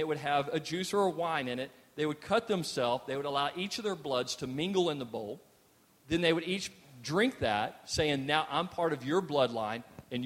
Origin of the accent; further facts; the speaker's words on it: Texas, United States; we're also Texans